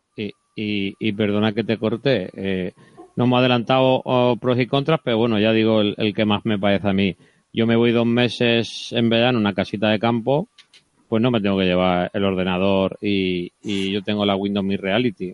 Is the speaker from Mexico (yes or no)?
no; Cartagena, Region of Murcia, Spain; now in Valencia, Spain; Yo soy de Cartagena, pero ya, ya de Valencia